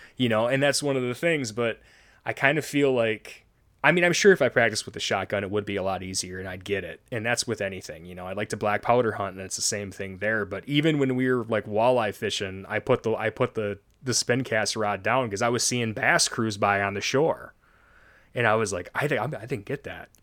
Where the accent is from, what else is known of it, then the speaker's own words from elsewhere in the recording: Cheboygan, Michigan, United States; we grew up in the woods of northern Michigan. I'm from Sheboygan, Michigan, right up by the Straits of Mackinac